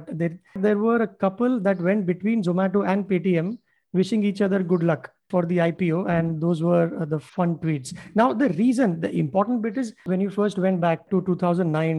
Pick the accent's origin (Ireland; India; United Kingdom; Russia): India; I'm just counting as an Indian